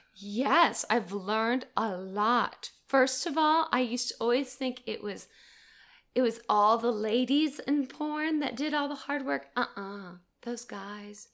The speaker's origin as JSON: {"language": "English", "town": "Gainesville", "region": "Florida", "country": "United States", "moved": "yes", "lives_now": "Atlanta, United States", "said": "Originally from Gainesville, Florida."}